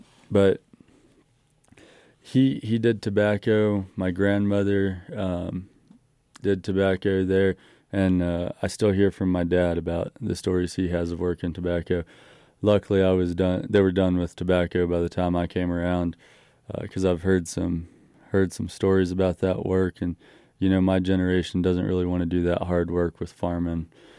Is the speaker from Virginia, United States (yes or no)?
yes; Virginia, United States; So I grew up in Northern Virginia and all over the country. For those of you who don't know, my parents were military, but my dad did grow up back here.